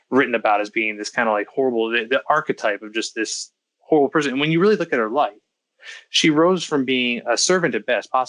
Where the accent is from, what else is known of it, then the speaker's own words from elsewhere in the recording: United States; I'm an American